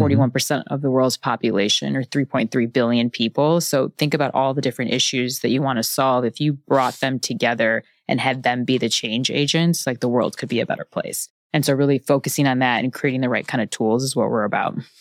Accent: Chicago, Illinois, United States; moved away as an adult; also born or lived in Bentonville, Arkansas / Los Angeles; now in New York, United States; I grew up in Chicago

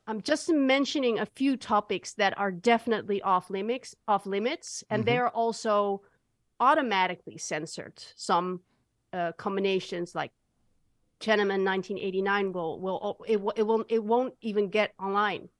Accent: Netherlands; I'm from the Netherlands

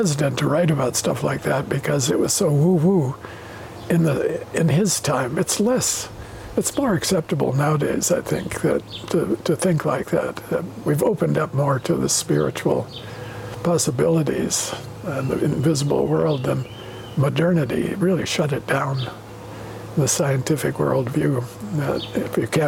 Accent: United States; now in Goldiwil, Switzerland; You're Chilean, I'm an American. That's part of our identity, always will be. That's how we grew up

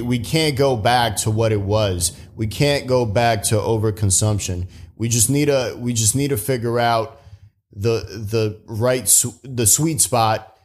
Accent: New York City, New York, United States; I grew up in the Bronx

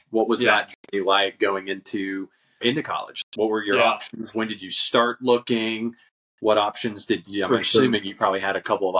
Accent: Mobile, Alabama, United States; I grew up in Mobile

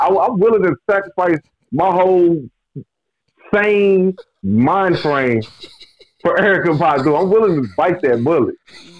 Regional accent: St. Louis, Missouri, United States; I'm from St. Louis.

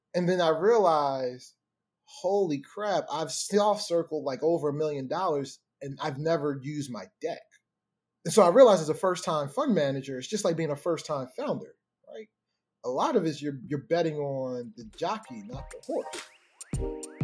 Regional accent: Baltimore, Maryland, United States; growing up in Baltimore

